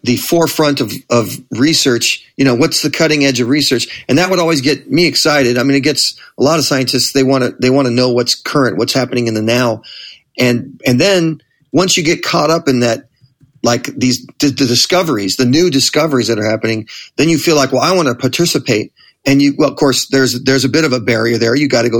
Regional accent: Manhattan Beach, California, United States; I grew up in Manhattan Beach, which is another just another suburb in that general area. The bigger area is called the South Bay of L.A.

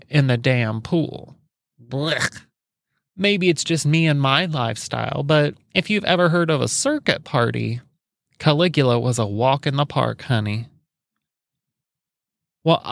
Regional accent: Alexandria, Indiana, United States; I was raised in Alexandria, Indiana

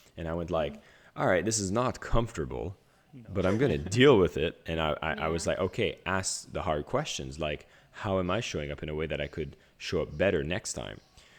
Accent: Canada; So first off … I grew up in a small village in Canada

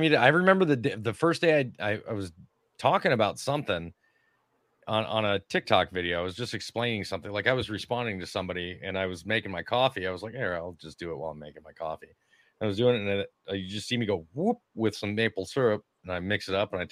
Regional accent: Minnesota, United States; moved away; I grew up in Minnesota, which is lower Canada

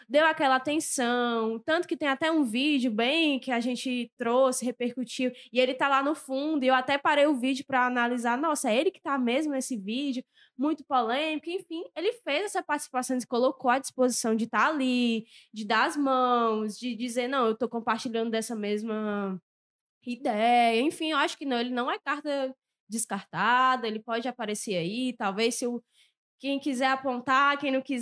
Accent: Fortaleza, Ceará, Brazil; now in Caucaia, Brazil; Fortalezense, nasci aqui. Nasci aqui no Antônio Prudente.

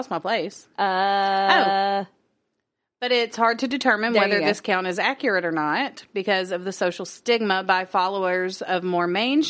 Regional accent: United States; I'm American.

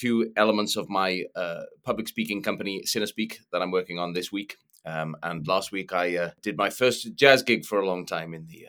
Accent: Wales, United Kingdom; I'm from

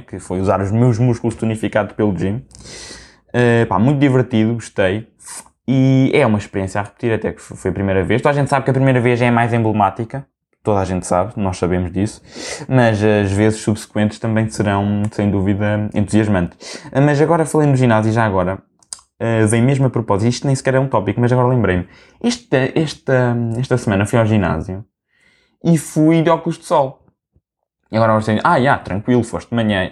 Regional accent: Portugal; como bom português que eu sou

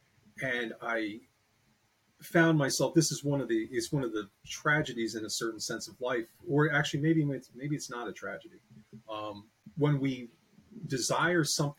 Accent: Piermont, New York, United States; I'm from New York. I was born in Piermont, New York, which is just about 14 miles north of Manhattan

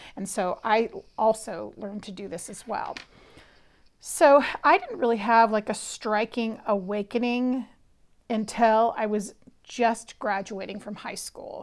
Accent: Berkeley, California, United States; I was actually born and raised in Berkeley, California

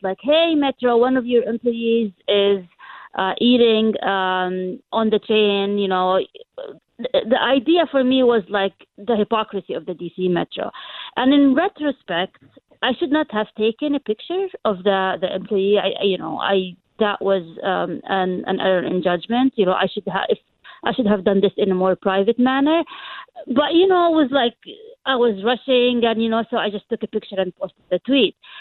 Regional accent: Jordan; first language Arabic; English is a second language; moved away as an adult; also born or lived in London, United Kingdom; now in United States; I was, uh, born and raised in Jordan

